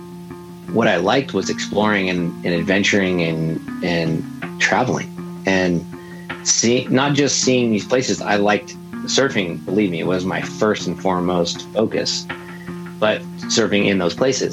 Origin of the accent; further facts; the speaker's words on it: Laguna Beach, California, United States; I grew up in Laguna Beach